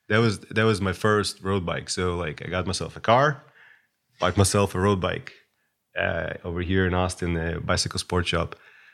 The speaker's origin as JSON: {"language": "English", "region": "Moscow", "country": "Russia", "tie": "born there", "said": "Well, I was born in Moscow, but now we like to joke on our chat that I'm from Ukraine"}